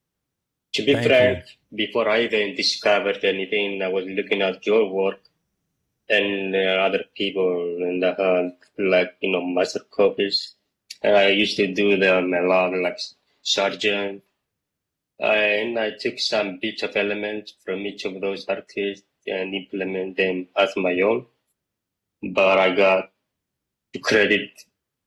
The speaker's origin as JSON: {"language": "English", "country": "Cyprus", "tie": "born or raised there", "also_born_or_lived": "Greece", "said": "I was born in Greece, and I was raised in Cyprus"}